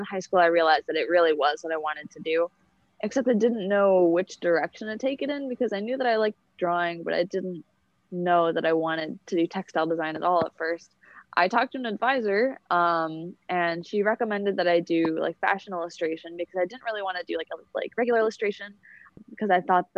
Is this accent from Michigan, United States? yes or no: yes; Detroit, Michigan, United States; I'm from Detroit, Michigan, and I go to school here in Detroit